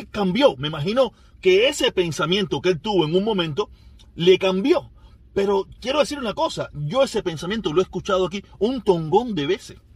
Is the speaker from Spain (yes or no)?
no; Cuba; moved away; Yo cuando salí de Cuba, yo salí tan con tanto deseo de irme de Cuba, con con tanto rencor, con tanto odio